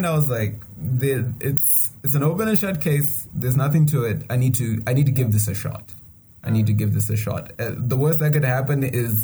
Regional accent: Zimbabwe; you say Zimbabwe

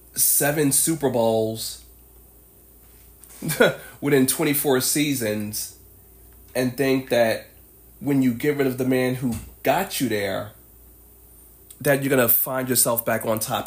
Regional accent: New York City, New York, United States; I am a New Yorker

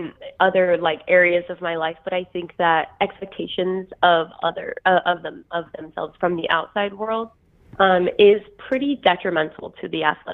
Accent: Idaho, United States; I am literally from Idaho. I was a potato, like, I did potato farming when I was growing up

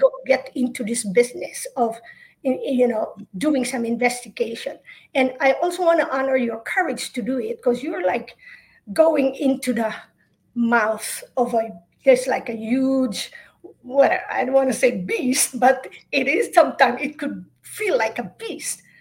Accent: Philippines; now in Princeton, United States; I'm originally from the Philippines, but I live in Princeton, New Jersey

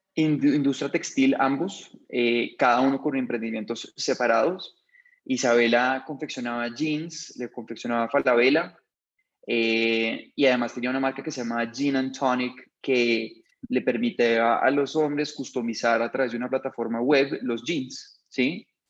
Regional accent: Bogotá, Colombia; soy bogotano

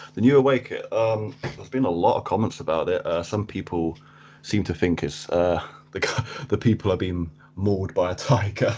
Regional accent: Cambridge, East of England, United Kingdom; I am from Cambridge in England. Um, I've been here pretty much all my life.

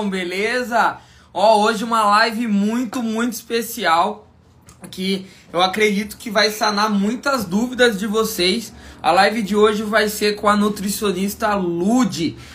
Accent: Maringá, Paraná, Brazil; Eu sou de Maringá, aqui no Paraná.

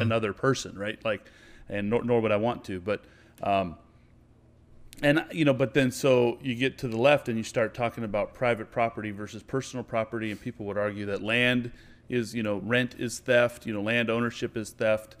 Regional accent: United States; I'm an American. This is where I'm from

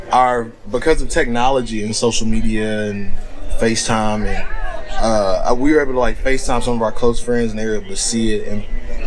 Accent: Georgia, United States; moved away; I'm from Georgia.

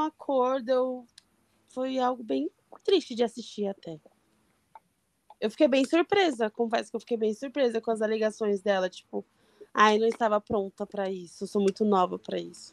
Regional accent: São Paulo, Brazil; eu sou de São Paulo, mas eu não moro no, na capital

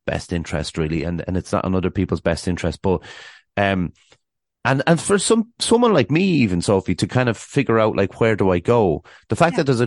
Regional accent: Ireland; I'm obviously from Ireland

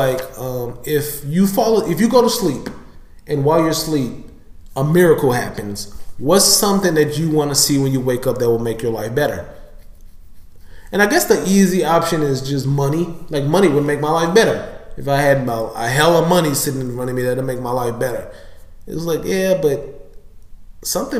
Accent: St. Louis, Missouri, United States; I'm from St. Louis, and it's violent here

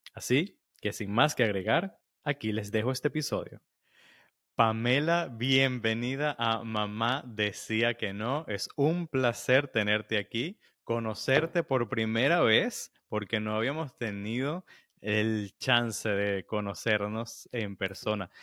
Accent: Venezuela; como venezolanos

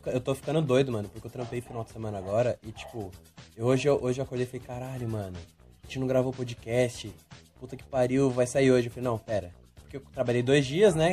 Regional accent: Brazil; a gente é brasileiro

